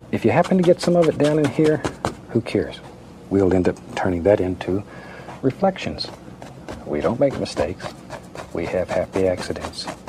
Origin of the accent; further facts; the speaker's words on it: Florida, United States; moved away as an adult; also born or lived in Alaska; I was born and raised in Florida